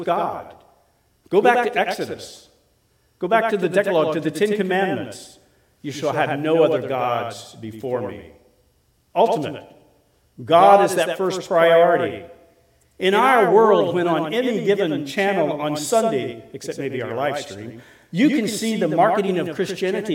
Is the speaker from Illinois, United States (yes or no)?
yes; Collinsville, Illinois, United States; I grew up in Collinsville, at least I went to high school in Collinsville, Illinois.